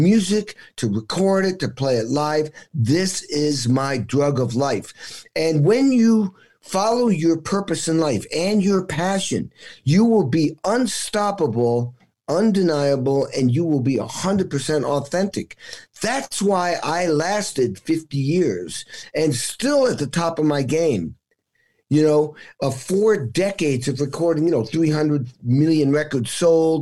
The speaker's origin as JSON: {"language": "English", "region": "Western Massachusetts", "country": "United States", "tie": "born or raised there", "said": "I grew up in New England. It was Western Massachusetts."}